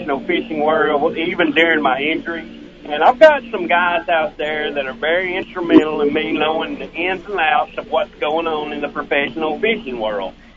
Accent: Ardella, Alabama, United States; I was born and raised in Ardella, Alabama.

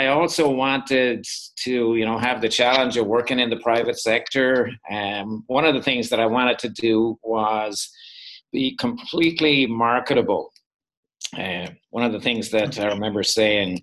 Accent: Dublin, Leinster, Ireland; moved away as an adult; now in Minneapolis, United States; I'm not from North Dakota. I'm from Dublin in Ireland. And we've been over here 25 years now

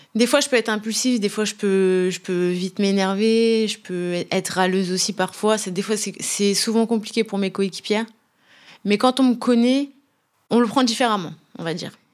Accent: Brest, Brittany, France; also born or lived in Rabat, Morocco; je suis née au Maroc à Rabat. J'ai cinq frères et sœurs, une grande famille. Voilà, j'ai grandi à Brest

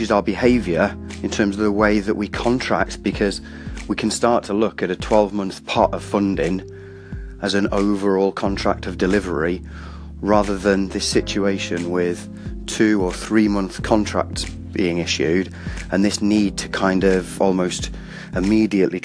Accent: Welsh, Wales, United Kingdom; I'm Welsh

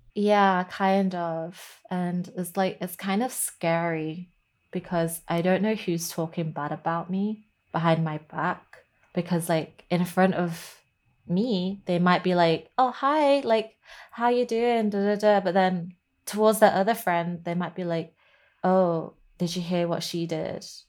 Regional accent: Lancashire, North West England, United Kingdom; also born or lived in Hong Kong; the one up in Lancashire, since I was, you know, I grew up in that one

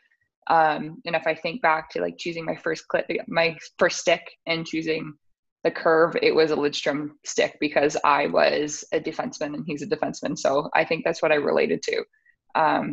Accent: Sudbury, Ontario, Canada; moved away; also born or lived in Oakville; I'm from Sudbury, I was looking for a small school

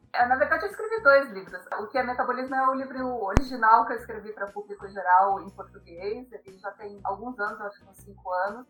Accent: Brazil; eu sou brasileira, eu comi arroz e feijão a minha vida toda

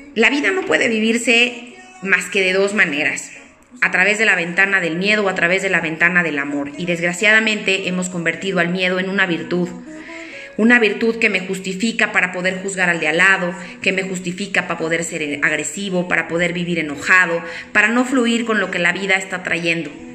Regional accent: Mexico; soy eh, mexicana

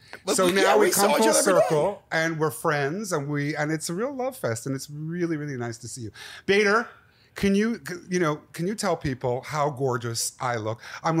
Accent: Montreal, Quebec, Canada; From Montreal. I'm a Canadian. I'm a whole mix of things.

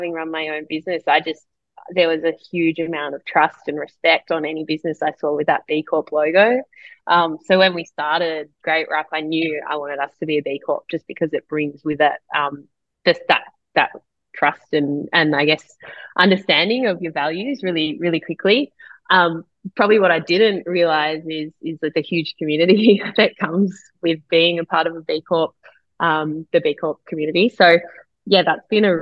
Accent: Perth, Western Australia, Australia; moved away; I'm from Perth

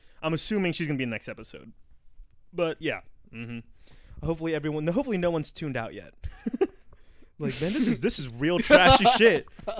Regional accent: United States; as an American

